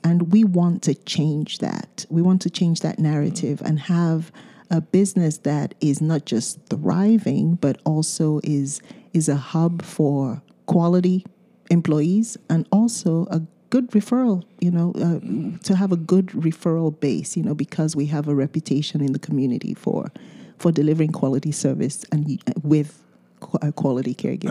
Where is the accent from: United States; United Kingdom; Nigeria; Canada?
Nigeria; first language Yoruba; English is a second language; moved away; we speak two different Nigerian languages